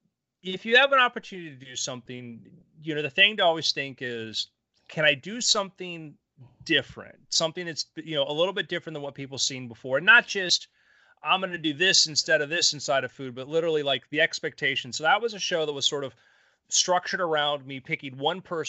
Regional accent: South Florida, United States; I grew up in South Florida

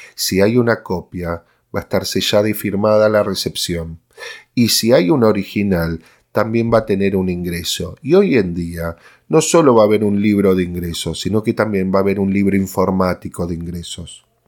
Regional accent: Argentina

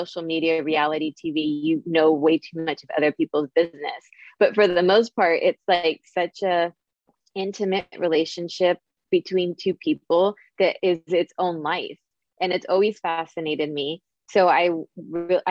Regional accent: San Francisco Bay Area, California, United States; I'm from the San Francisco Bay Area. I live in Silicon Valley

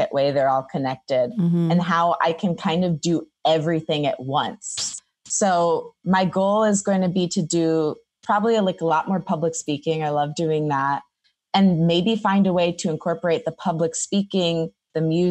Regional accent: Detroit, Michigan, United States; moved away as an adult; now in Los Angeles, United States; Growing up in Detroit, we have a huge Greek population

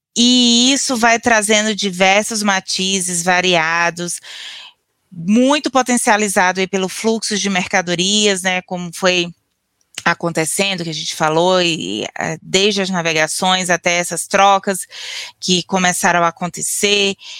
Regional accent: Northeast Region, Brazil; now in South Brazil; Eu sou uma nordestina erradicada no sul do Brasil

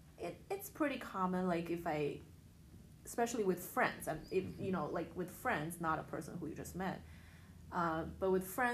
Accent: China; I'm from China.

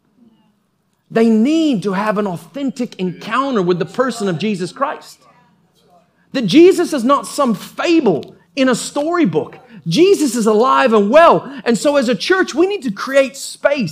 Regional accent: United States; I was born in America

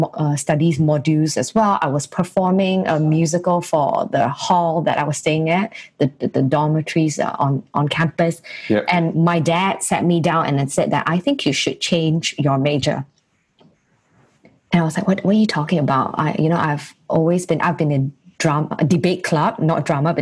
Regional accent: Singapore; I was being that Singaporean girl

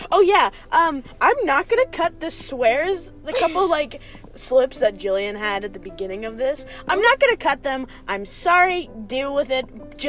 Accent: United States; growing up in America

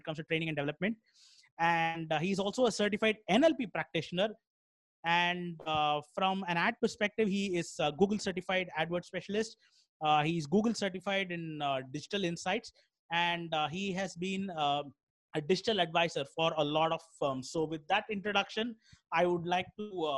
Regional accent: Chennai, Tamil Nadu, India; I'm from Chennai

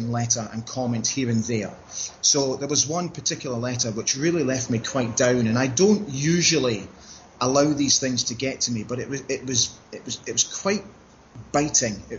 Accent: Aberdeen, Scotland, United Kingdom; also born or lived in Maastricht, Netherlands; We actually moved to Aberdeen in 1979 from Holland when we relocated from Maastricht in Holland. My father took up a job at Aberdeen Airport

